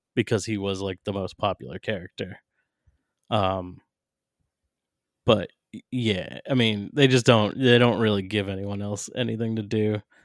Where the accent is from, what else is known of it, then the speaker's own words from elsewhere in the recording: New Hampshire, United States; my home state of New Hampshire